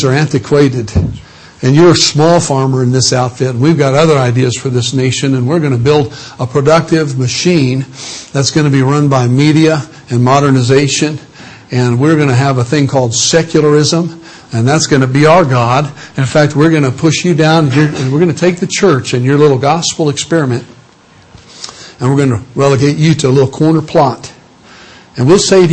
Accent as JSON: {"language": "English", "region": "Illinois", "country": "United States", "tie": "born or raised there", "said": "I come from Illinois, land of Lincoln, and was born in a hospital, but raised on a farm."}